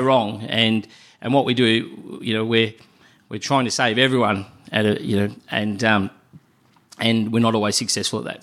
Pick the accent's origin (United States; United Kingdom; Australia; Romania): Australia; Melbourne, Victoria; also born or lived in Adelaide; my hometown in Melbourne